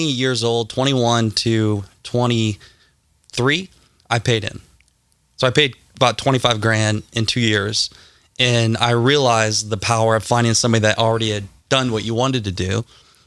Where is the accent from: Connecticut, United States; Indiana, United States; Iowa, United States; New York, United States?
Iowa, United States; Garnavillo; also born or lived in Ames, Iowa; I'm from Garnavillo, Iowa, a town of 700 people. So I grew up basically surrounded by cornfields in Iowa